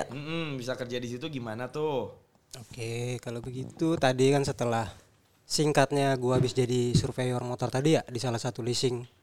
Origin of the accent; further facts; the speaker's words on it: Bekasi, West Java, Indonesia; Padahal kan gue asli Bekasi sekarang.